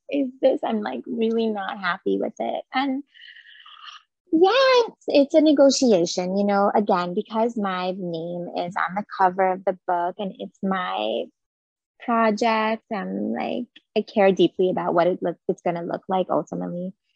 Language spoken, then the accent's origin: English; Jerusalem, Jerusalem District, Israel; moved away as an adult; now in United States; I am originally from Jerusalem in Israel, so I grew up there. And I moved to the States for um, grad school with my husband.